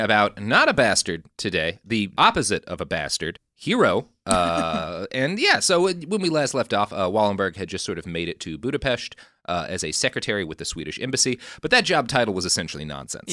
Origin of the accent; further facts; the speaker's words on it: Texas, United States; moved away; also born or lived in California / Washington, D.C.; I, I grew up in Texas, and then I moved to California